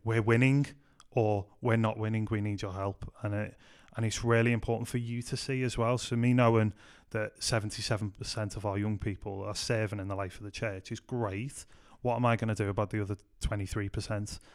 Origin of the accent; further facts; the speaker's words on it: Liverpool, North West England, United Kingdom; moved away as an adult; also born or lived in Manchester; I grew up in Liverpool